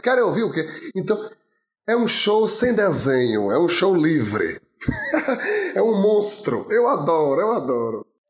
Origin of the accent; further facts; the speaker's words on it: Jequié, Bahia, Brazil; as minhas histórias vêm de Jequié, do interior da Bahia, onde eu nasci